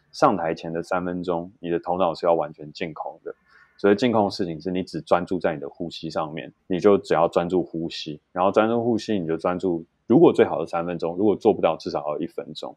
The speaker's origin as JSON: {"language": "Chinese", "country": "Taiwan", "said": "我们台湾人太不把压力当一回事"}